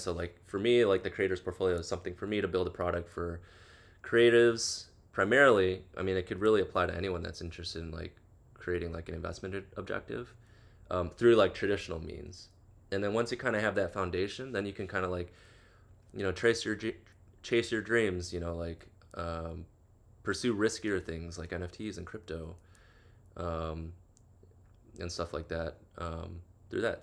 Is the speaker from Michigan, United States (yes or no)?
no; Chicago, Illinois, United States; now in Los Angeles, United States; I'm from the Midwest, originally Chicago specifically